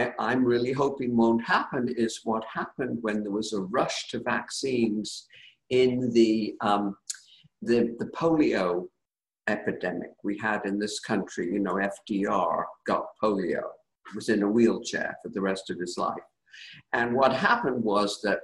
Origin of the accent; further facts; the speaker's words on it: United Kingdom; now in United States; I grew up in Britain, and this is my beloved adopted country